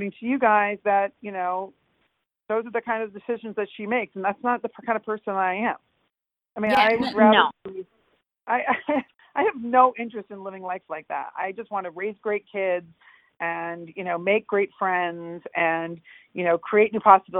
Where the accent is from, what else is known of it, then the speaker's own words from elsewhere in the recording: New York, United States; I'm from New York